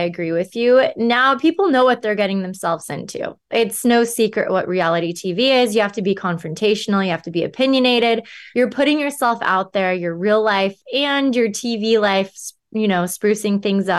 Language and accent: English; California, United States; I'm from Southern California. I grew up going to the beach, by the pool, going to the river.